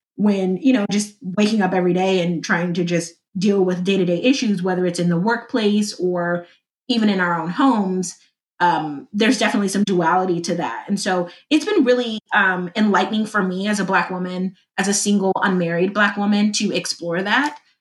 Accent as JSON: {"language": "English", "town": "Compton", "region": "California", "country": "United States", "tie": "born or raised there", "said": "I am from Compton, California, uh, LA area, born"}